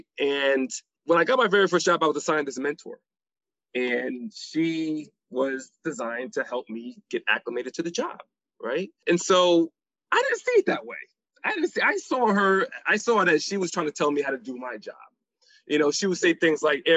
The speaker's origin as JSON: {"language": "English", "town": "New Haven", "region": "Connecticut", "country": "United States", "tie": "born or raised there", "said": "I grew up in New Haven, Connecticut"}